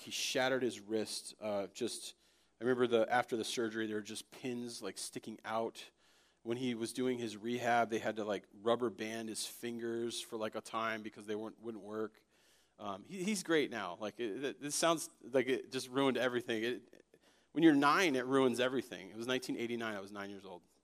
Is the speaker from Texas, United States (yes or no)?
no; Connecticut, United States; also born or lived in Florida; when I was five, we moved from Florida to Connecticut